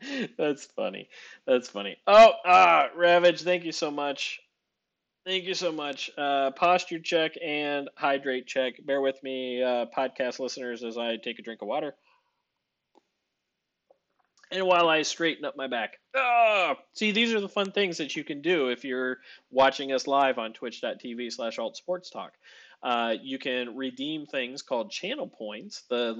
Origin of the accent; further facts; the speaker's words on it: Chicago, Illinois, United States; Now, I am a Chicagoan.